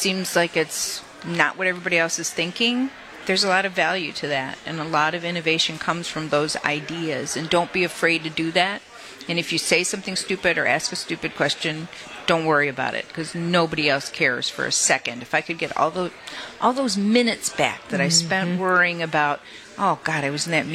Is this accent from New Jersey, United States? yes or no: no; Detroit, Michigan, United States; also born or lived in Ypsilanti, Michigan; I was born and raised in Detroit